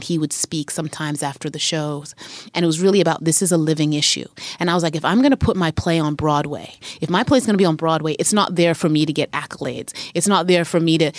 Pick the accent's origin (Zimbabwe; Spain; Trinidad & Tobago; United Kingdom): Zimbabwe; moved away as an adult; also born or lived in Harare; now in United States; I grew up in Zim in the 80s and the 90s